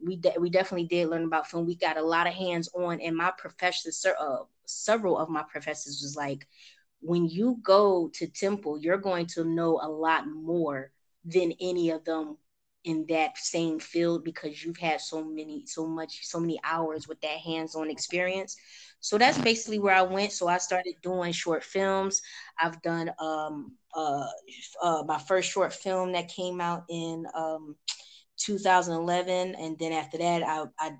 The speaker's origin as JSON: {"language": "English", "town": "Philadelphia", "region": "Pennsylvania", "country": "United States", "tie": "born or raised there", "moved": "as an adult", "lives_now": "Atlanta, United States", "said": "I am originally from Philadelphia, born and raised"}